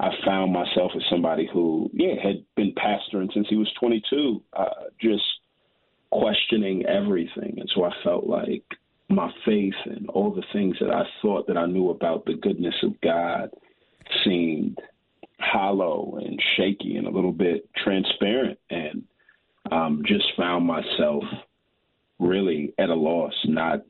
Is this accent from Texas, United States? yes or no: yes; Houston, Texas, United States; I grew up in Houston, but right before college, my parents are from Nigeria